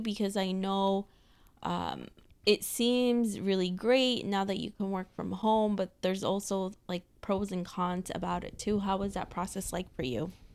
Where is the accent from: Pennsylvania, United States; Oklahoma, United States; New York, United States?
New York, United States; New York City; we're both from New York City.